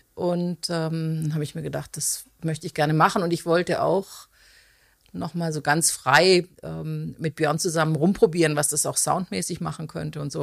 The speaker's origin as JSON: {"language": "German", "town": "Konstanz", "region": "Baden-Württemberg", "country": "Germany", "tie": "born or raised there", "said": "ich komme, genau, ich bin ursprünglich aus Konstanz"}